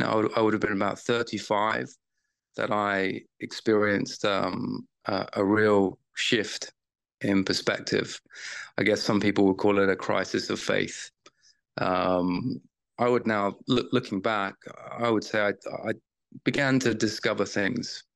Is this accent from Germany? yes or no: no; United Kingdom; I was raised in the Church of Jesus Christ of Latter-day Saints in the UK.